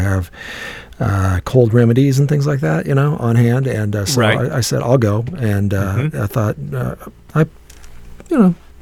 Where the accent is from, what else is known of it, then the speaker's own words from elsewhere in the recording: Iowa, United States; we're from Iowa